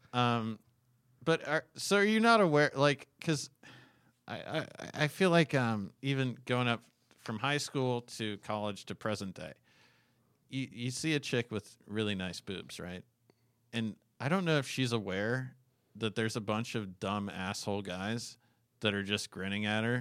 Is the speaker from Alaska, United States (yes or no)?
yes; Alaska, United States; I was born in nineteen eighty-two and I grew up in Alaska